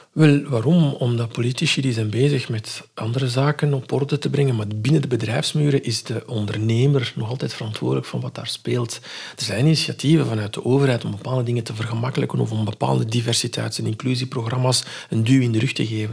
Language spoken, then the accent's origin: Dutch; Morocco; moved away; van onze cultuur, van waar ik vandaan kom in Marokko